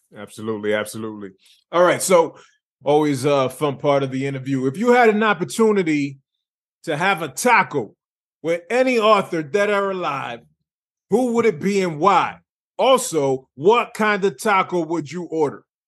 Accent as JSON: {"language": "English", "town": "Lawrence", "region": "Massachusetts", "country": "United States", "tie": "born or raised there", "said": "Born and raised Lawrence, Massachusetts"}